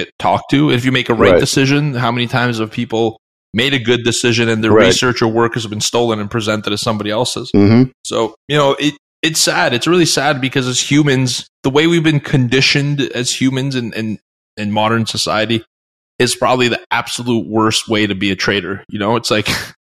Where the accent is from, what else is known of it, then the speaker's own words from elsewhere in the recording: Canada; I'm from Canada.